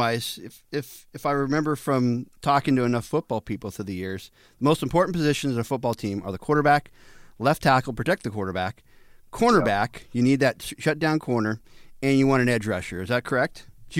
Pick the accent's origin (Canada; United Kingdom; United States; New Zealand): United States; Walla Walla, Washington; So I'm from Walla Walla, Washington.